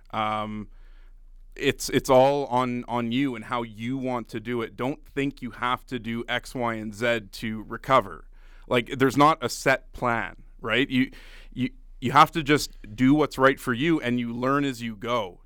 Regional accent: Ottawa, Ontario, Canada; moved away as an adult; also born or lived in Grande Prairie / Red Deer; I was born and raised in Ottawa

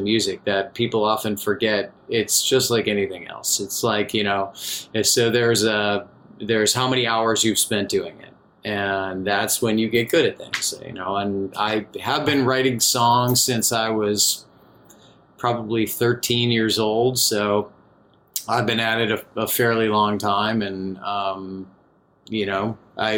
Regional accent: Chicago, Illinois, United States; I'm from the Chicago area

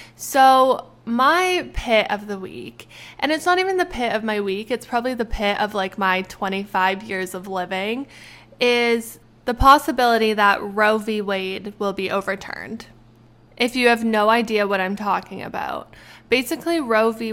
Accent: Canada; now in United States; I am Canadian. I am Canadian.

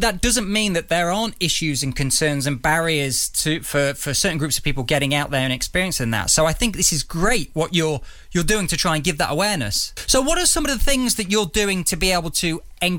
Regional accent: Derby, East Midlands, United Kingdom; I'm from the East Midlands. Midlands from Derby

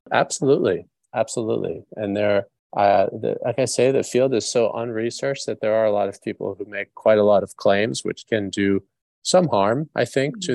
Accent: New York, United States; I grew up in New York

